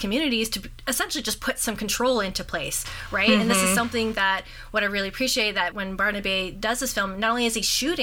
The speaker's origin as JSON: {"language": "English", "town": "North Bay", "region": "Ontario", "country": "Canada", "tie": "born or raised there", "said": "growing up in North Bay"}